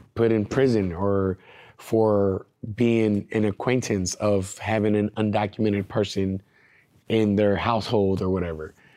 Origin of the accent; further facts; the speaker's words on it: California, United States; I'm not from Oklahoma and I came from California